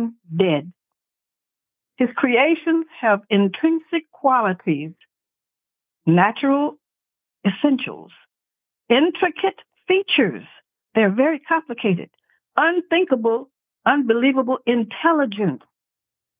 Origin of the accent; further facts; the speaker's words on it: San Antonio, Texas, United States; I was born in San Antonio, Texas.